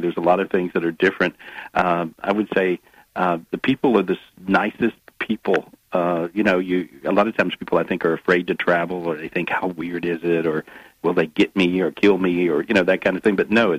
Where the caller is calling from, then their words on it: Minneapolis, Minnesota, United States; I'm back in the U.S. I'm in Minneapolis today.